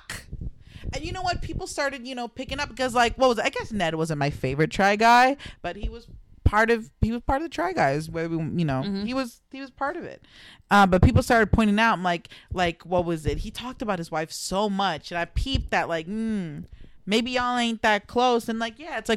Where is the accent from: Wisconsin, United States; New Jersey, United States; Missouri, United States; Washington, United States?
New Jersey, United States; We're from Jersey.